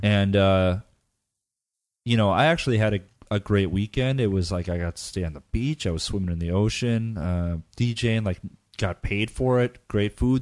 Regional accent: United States; moved away as an adult; I'm, I'm American, and when I, when I lived in the States

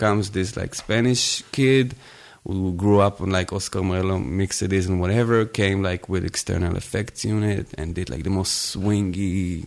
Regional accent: Tel Aviv, Tel Aviv District, Israel; now in Berlin, Germany

